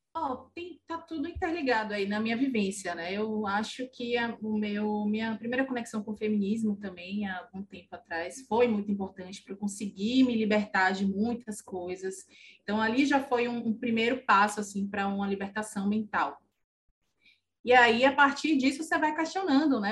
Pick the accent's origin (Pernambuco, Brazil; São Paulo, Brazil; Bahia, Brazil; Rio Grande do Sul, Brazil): Bahia, Brazil; Salvador; sou de Salvador